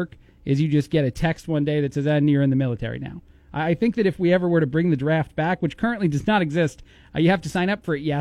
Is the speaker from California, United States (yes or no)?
no; Chicago, Illinois, United States; now in Bloomington, United States; I'm from Chicago